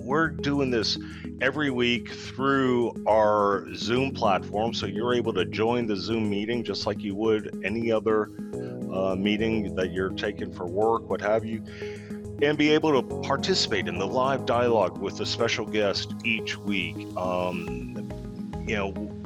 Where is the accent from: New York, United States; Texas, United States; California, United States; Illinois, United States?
Texas, United States; We're in Texas. You're in my hometown